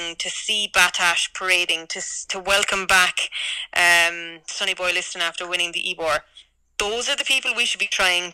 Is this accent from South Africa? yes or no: no; Ireland; as an Irish person